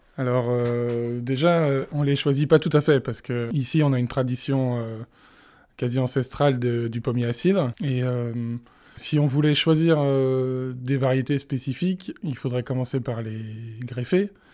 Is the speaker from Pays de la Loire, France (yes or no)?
yes; Vendée, Pays de la Loire, France; now in Brittany, France; j'ai grandi en Vendée